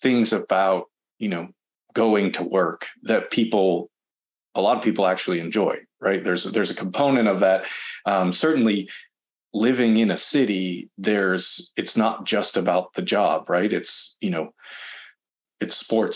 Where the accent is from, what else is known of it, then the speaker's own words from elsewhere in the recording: Boston, Massachusetts, United States; now in Southern California, United States; I'm from Boston.